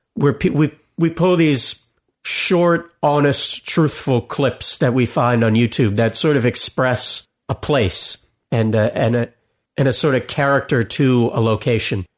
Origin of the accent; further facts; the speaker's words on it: South Florida, United States; I grew up in South Florida by the Everglades